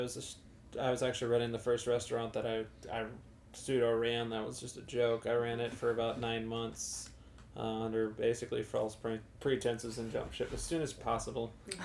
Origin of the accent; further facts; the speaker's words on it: Bethalto, Illinois, United States; also born or lived in Springfield, Illinois; now in St. Louis, United States; I'm actually from Bethalto, Illinois, over by Edwardsville area. So this is kind of like... coming home to me in a lot of ways.